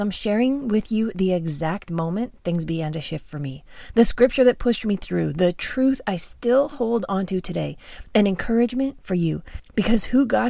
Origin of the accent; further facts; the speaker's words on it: Canada; moved away as an adult; also born or lived in Phoenix, Arizona; I'm Canadian, born and raised.